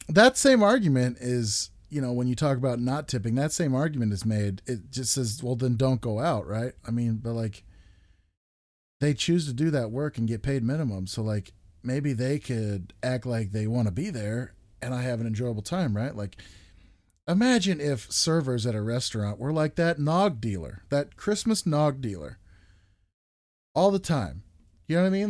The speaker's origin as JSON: {"language": "English", "country": "United States", "said": "We as Americans"}